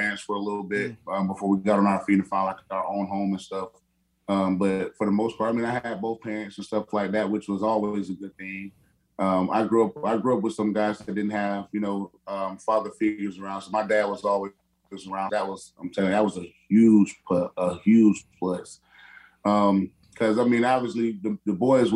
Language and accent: English; Perry, Florida, United States; also born or lived in Madison, Florida; now in Arizona, United States; Born and raised in Perry, Florida. Well, born in Madison, but I only lived there. I only stayed there for like a week after I was born, and I lived born and raised in Perry, Florida.